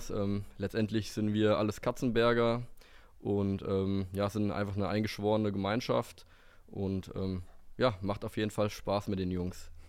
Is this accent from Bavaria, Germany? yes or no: no; Fockenroth, Hesse, Germany; ich komme aus Fockenroth, bin 24 Jahre alt